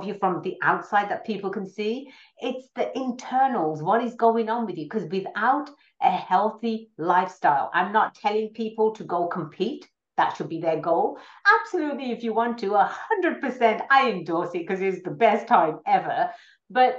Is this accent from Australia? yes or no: no; England, United Kingdom; moved away as an adult; now in California, United States; I was born and raised in England. I came out to America for further education. I've always been in California.